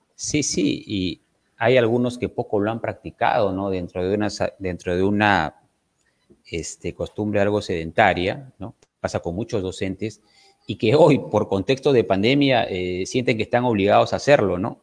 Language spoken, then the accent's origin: Spanish; Trujillo, La Libertad, Peru; yo soy de Trujillo